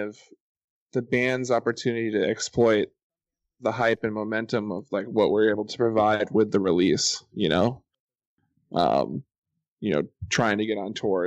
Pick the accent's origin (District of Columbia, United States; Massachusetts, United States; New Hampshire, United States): Massachusetts, United States; moved away as an adult; now in Los Angeles, United States; I'm from Massachusetts.